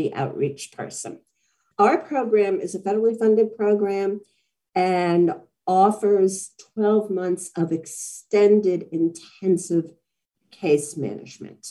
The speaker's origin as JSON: {"language": "English", "town": "New York City", "region": "New York", "country": "United States", "moved": "yes", "lives_now": "Phoenix, United States", "said": "I am originally from New York City, second generation Polish American"}